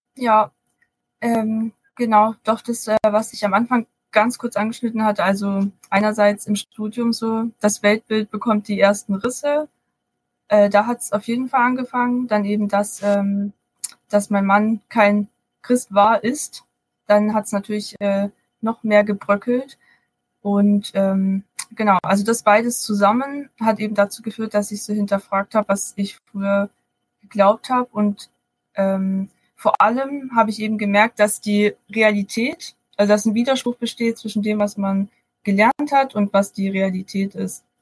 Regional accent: Baden-Württemberg, Germany; moved away as an adult; now in Bonn, Germany; Ich bin eigentlich aus Baden-Württemberg, also könnte es sein, dass man das mal durchhört. Ich wohne jetzt aber seit paar Jahren in Bonn

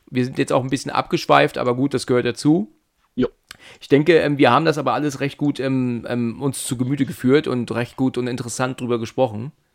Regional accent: Germany; wir als Deutsche

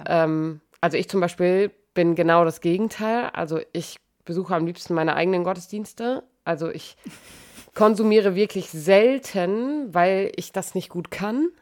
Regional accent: Germany; bei uns in Deutschland

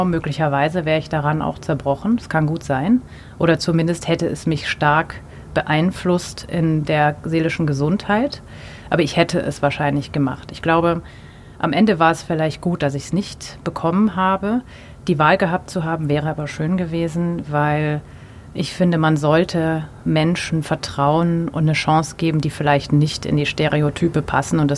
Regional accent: Munich, Bavaria, Germany; Äh, ich komme aus München. Äh, es ist ein konservatives Umfeld.

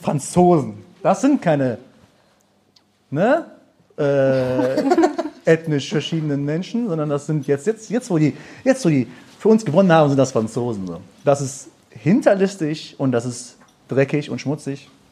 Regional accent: Germany; ich bin geboren, aufgewachsen in Deutschland. Meine Eltern kommen aus dem Iran

